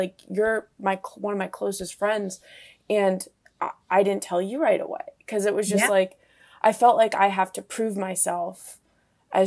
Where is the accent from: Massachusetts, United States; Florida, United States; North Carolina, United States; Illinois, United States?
Florida, United States; I'm from Florida, in a conservative area in Florida